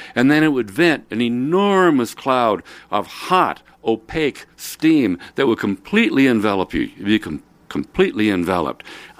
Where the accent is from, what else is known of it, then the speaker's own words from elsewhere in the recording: Nevada City, California, United States; Me back again up here in my hometown in Nevada City, California. Yeah, it's me